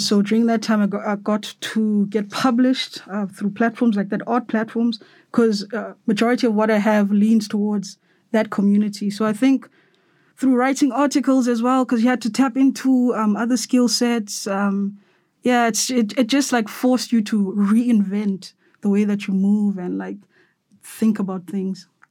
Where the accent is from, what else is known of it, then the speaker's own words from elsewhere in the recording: Cape Town, Western Cape, South Africa; now in Johannesburg, South Africa; here in Johannesburg, 'cause I'm from Cape Town